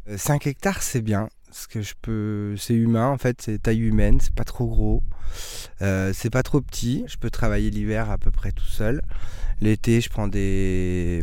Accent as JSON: {"language": "French", "town": "Craon", "region": "Pays de la Loire", "country": "France", "tie": "born or raised there", "moved": "yes", "said": "on est originaire de la Mayenne, un petit village qui s'appelle Cran"}